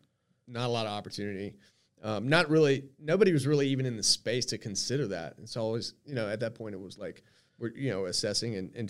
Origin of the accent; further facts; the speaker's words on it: Myrtle Beach, South Carolina, United States; And so soon after that, I moved back to my hometown of Myrtle Beach.